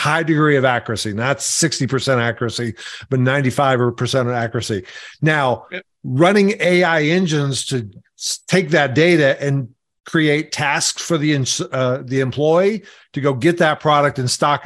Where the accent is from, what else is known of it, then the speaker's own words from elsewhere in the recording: Arkansas, United States; I'm from Arkansas